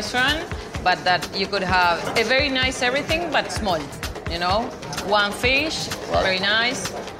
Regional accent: Argentina; now in Uruguay; No, I'm from Argentina.

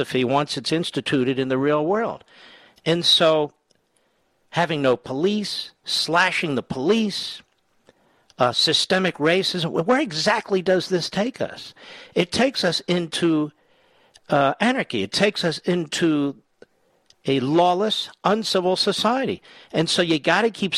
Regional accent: Philadelphia, Pennsylvania, United States; Philadelphia, Pennsylvania, the great WPHT. My hometown

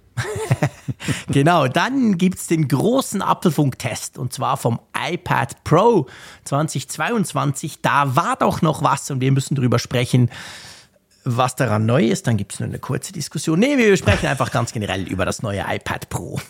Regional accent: Switzerland; bei uns in der Schweiz

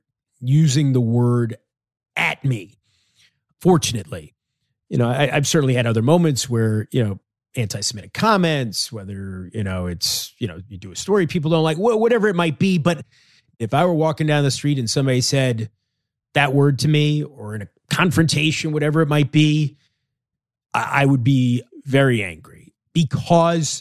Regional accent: New York, United States; I grew up in New York, obviously, a large Jewish population.

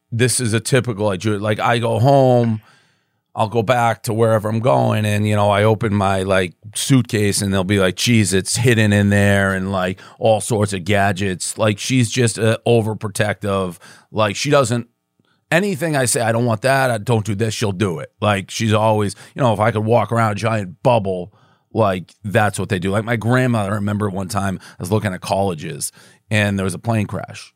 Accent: Boston, Massachusetts, United States; moved away as an adult; also born or lived in New York; so I grew up in Boston

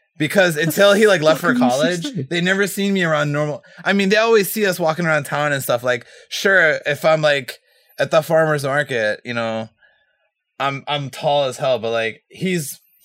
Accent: Hawaii, United States; Yeah, no, I'm from Hawaii, I'm not Hawaiian, like or someone like I don't know.

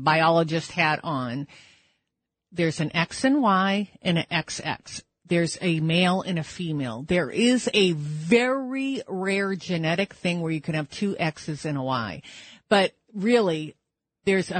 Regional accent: New Hampshire, United States; my home state of New Hampshire

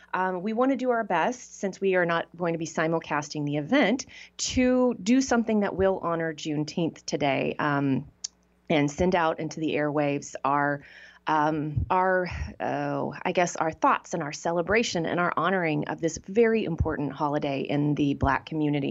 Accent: Texas, United States; I grew up in Texas

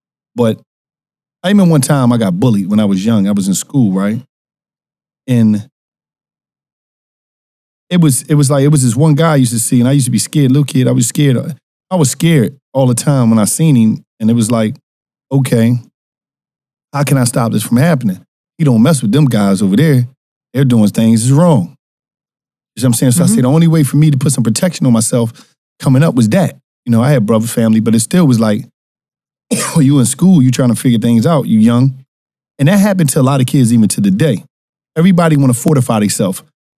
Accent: Philadelphia, Pennsylvania, United States; Philadelphia, North Philadelphia.

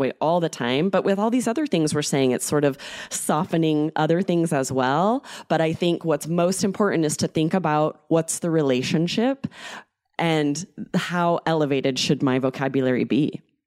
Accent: United States; I'm American

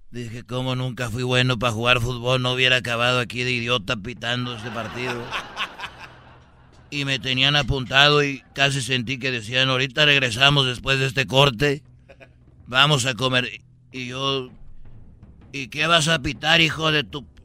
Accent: Jalisco, Mexico; Bueno, mira, un día yo soy de, de, de Jalisco

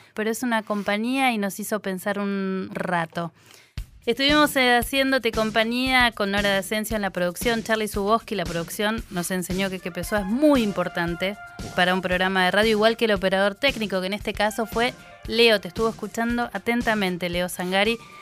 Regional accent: Rosario, Santa Fe, Argentina; cuando era chica porque vivía en Rosario también

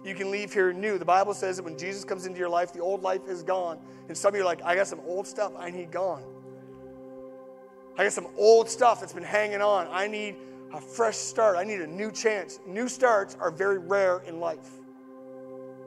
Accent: Atlantic Canada, Canada; I'm Atlantic Canadian

